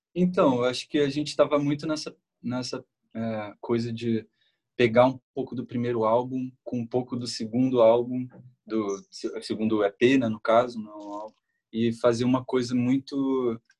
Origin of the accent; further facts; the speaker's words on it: Nova Iguaçu, Rio de Janeiro, Brazil; A gente é, a gente é de Nova Iguaçu, Uhum. É, e é, é, Baixada lá, é Baixada Fluminense aqui no Rio